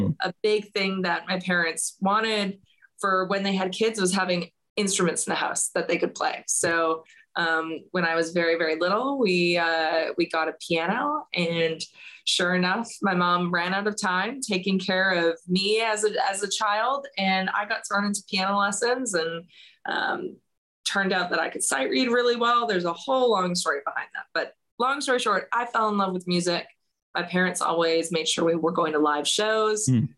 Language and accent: English; Alberta, Canada; I like to say Alberta especially at least has a home for country music, because where I'm from, you've got the Canadian Finals R